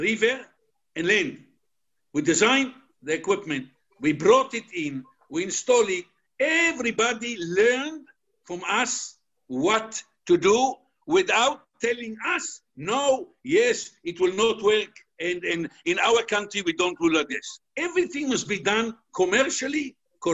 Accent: Israel; moved away; I'm originally from Israel

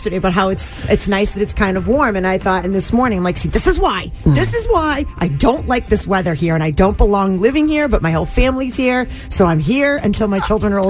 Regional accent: Western Massachusetts, United States; I grew up in Western Mass

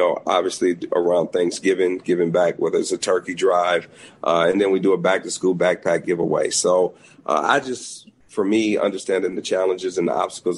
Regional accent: Detroit, Michigan, United States; I live in Detroit, which I think is important. This is my hometown.

